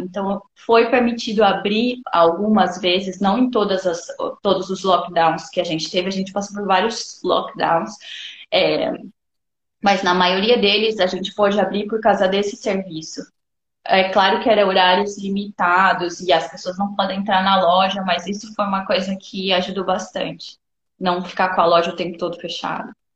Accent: Brazil; moved away as an adult; now in Lebanon

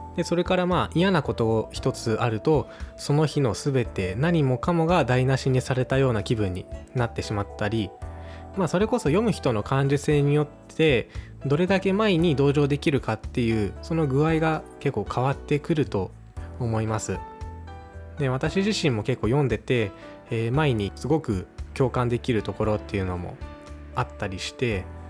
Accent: west of Hachioji, Tokyo, Japan; 東京で生まれ育ったんですけどもあの八王子のあのさらに西の方だった

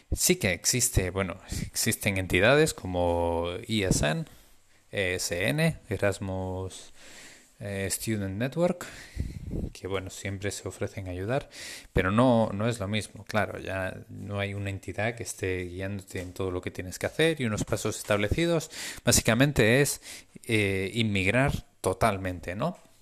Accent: Spain; moved away as an adult; also born or lived in Norway; esta es la segunda vez que salgo de España

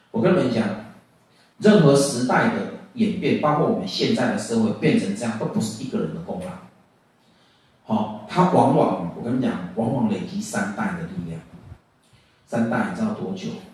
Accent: Taiwan; 我们家六个小孩，我是老五，我是老五，我后，我们还有个妹妹，哦。我们小时候就住在军队里面

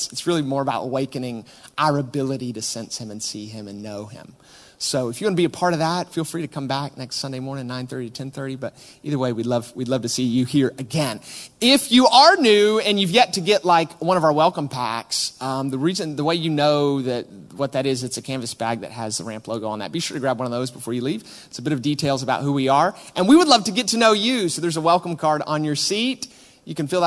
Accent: United States; now in Manchester, United Kingdom; we are from America.

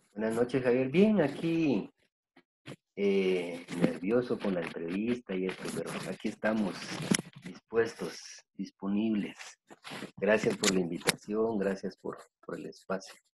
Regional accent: Guatemala; soy, soy guatemalteco, nací en Guatemala hace 54 años

